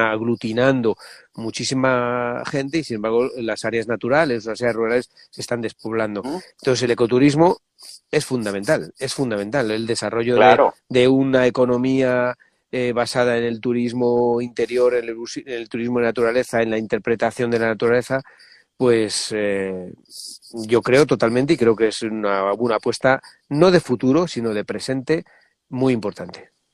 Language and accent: Spanish; Medina del Campo, Castile and León, Spain; en plena tierra castellana, en una ciudad que se llama Medina del Campo